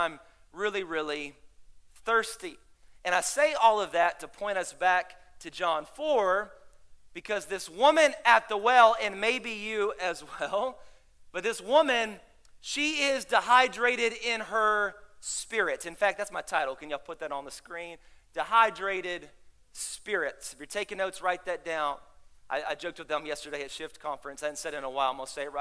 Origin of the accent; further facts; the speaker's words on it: Dallas, Texas, United States; now in Houston, United States; I'm from Dallas